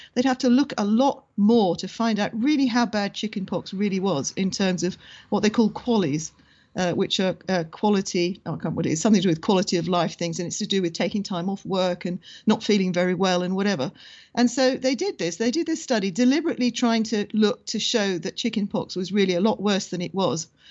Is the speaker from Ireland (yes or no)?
yes; Ireland; being Irish